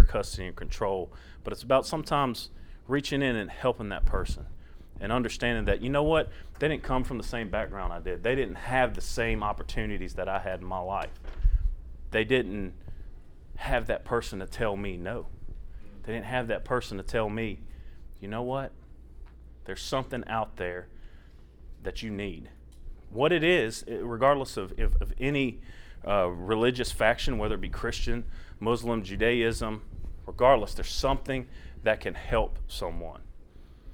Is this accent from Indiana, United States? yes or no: no; South Louisiana, United States; moved away as an adult; now in Tennessee, United States; I'm originally from South Louisiana. I was born in Baton Rouge, grew up in between Baton Rouge and New Orleans area